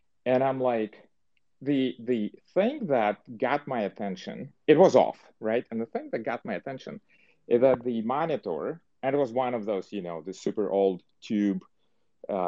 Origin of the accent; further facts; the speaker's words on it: Dnipro, Dnipropetrovsk Oblast, Ukraine; moved away as an adult; also born or lived in New York / New Jersey; now in Silicon Valley, United States; I was born, and for the entire 18 years, I lived in a city that used to be called Dnipropetrovsk. It's Dnipro now